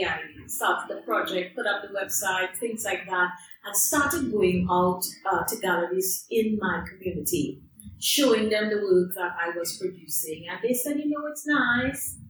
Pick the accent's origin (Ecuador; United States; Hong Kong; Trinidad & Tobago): Trinidad & Tobago; moved away as an adult; now in London, United Kingdom; I am from Trinidad and Tobago, but I live in London, UK.